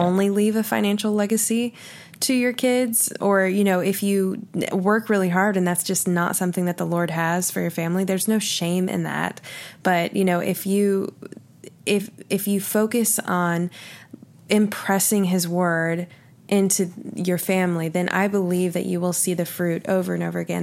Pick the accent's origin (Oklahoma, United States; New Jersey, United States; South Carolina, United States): Oklahoma, United States; I'm from Oklahoma